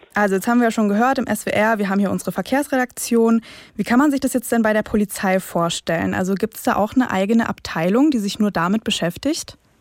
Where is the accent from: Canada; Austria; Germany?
Germany; near Baden-Baden, Baden-Württemberg; ich komme ursprünglich aus der Nähe von Baden-Baden